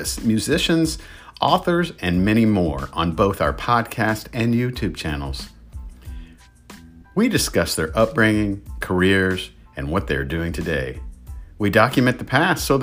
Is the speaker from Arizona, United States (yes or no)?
no; Indiana, United States; now in Houston, United States; being born and raised in Indiana, but living here in Houston, Texas for the past 25 years